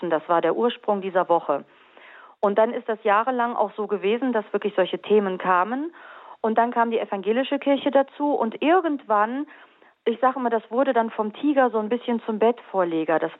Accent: Carinthia, Austria; Ich bin Österreicherin, ich komme aus Kärnten.

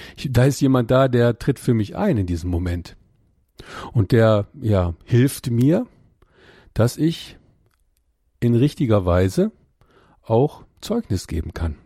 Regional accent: Ruhr area, North Rhine-Westphalia, Germany; ich komme aus dem Ruhrgebiet

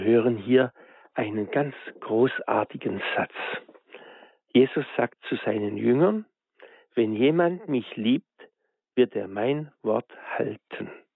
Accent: Germany; bei uns in Deutschland

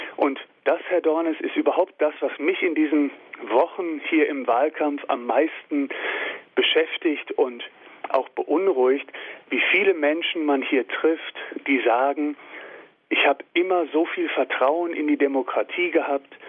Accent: Germany; uns als Deutsche

